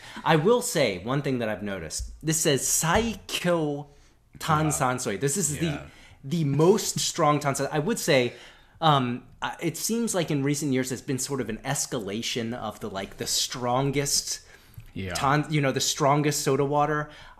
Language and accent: English; United States; moved away; growing up as an American